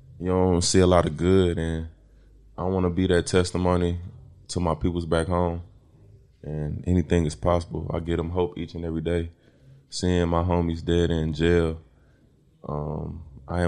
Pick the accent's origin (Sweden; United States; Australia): United States; East St. Louis, Illinois; moved away